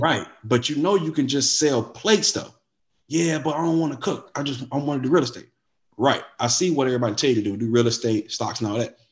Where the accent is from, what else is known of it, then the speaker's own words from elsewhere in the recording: Wilson, United States; moved away as an adult; now in Atlanta, United States; I'm from Wilson. I moved to Atlanta, a whole different state, something I've never done before